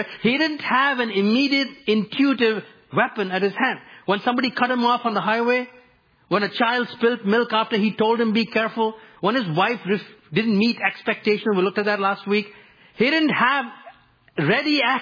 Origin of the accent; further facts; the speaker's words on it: India; moved away; growing up in India